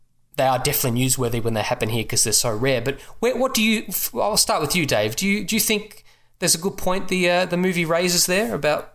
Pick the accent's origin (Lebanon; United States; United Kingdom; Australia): Australia; as an Australian.